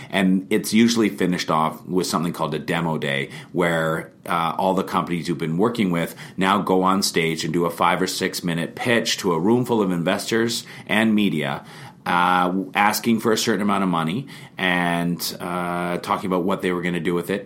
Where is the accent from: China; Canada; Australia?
Canada; Vernon, British Columbia; now in Kelowna, Canada; I was uh, born and raised in Vernon